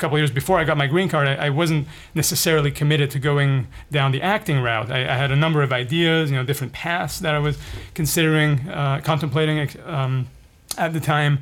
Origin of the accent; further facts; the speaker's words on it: Paris, Île-de-France, France; moved away as an adult; also born or lived in Lebanon / Bay Area, California; now in California, United States; I ended up growing up in Paris for the next 15 years.